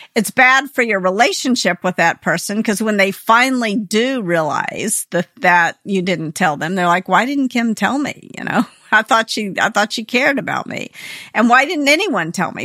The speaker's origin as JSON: {"language": "English", "town": "Memphis", "region": "Tennessee", "country": "United States", "tie": "born or raised there", "moved": "yes", "said": "I grew up in Memphis, Tennessee"}